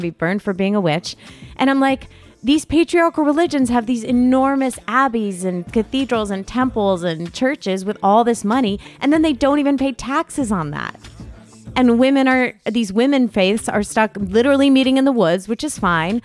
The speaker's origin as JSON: {"language": "English", "region": "Connecticut", "country": "United States", "moved": "yes", "lives_now": "Los Angeles, United States", "said": "I was a tourist from Connecticut"}